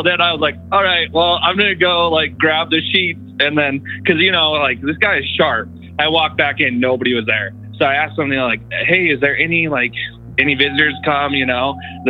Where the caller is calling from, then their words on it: Utah, United States; from Central Utah.